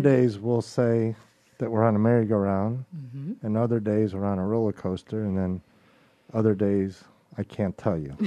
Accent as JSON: {"language": "English", "town": "Chicago", "region": "Illinois", "country": "United States", "tie": "born or raised there", "moved": "yes", "lives_now": "Mobile, United States", "said": "I was born and raised in Chicago, Illinois"}